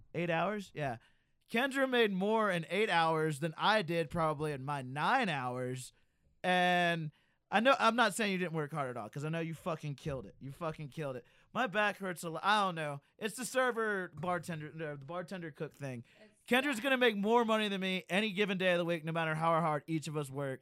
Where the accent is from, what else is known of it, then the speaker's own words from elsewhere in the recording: Alabama, United States; I live in a red state. I'm from Alabama